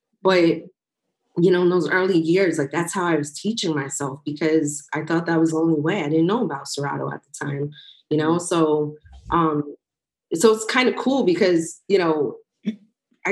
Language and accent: English; New York, United States; I grew up on the Hot 97s, the Power 105.1s in New York.